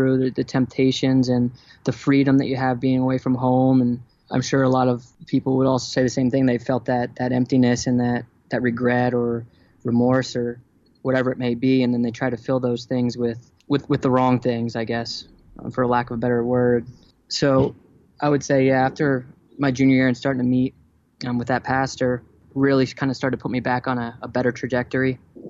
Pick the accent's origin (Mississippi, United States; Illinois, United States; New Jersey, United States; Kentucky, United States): New Jersey, United States; My family moved to New Jersey when I was, after first grade.